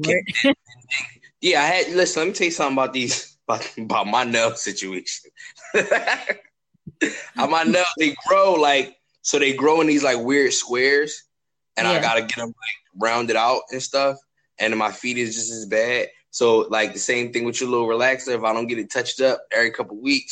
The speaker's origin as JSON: {"language": "English", "town": "Philadelphia", "region": "Pennsylvania", "country": "United States", "said": "I'm from Philly"}